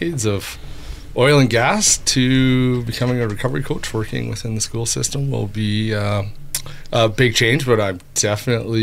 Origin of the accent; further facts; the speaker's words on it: Brooks, Alberta, Canada; growing up in Brooks